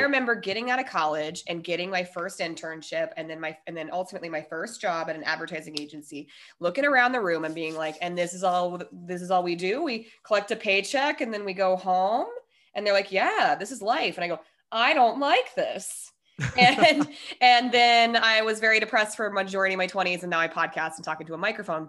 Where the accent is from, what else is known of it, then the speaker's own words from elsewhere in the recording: Denver, Colorado, United States; moved away as an adult; also born or lived in San Diego; We are both from Denver